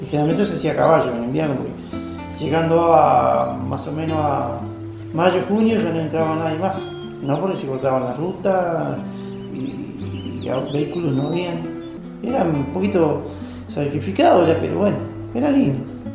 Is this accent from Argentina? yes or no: yes; Río Unión, Lago La Plata / Lago Fontana area, Chubut, Argentina; nací en Reunión, zona del lago La Plata Fontana, en el año 1966